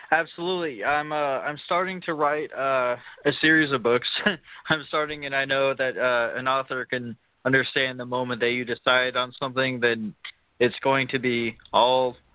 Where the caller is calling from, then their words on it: Illinois, United States; I'm from East Central Illinois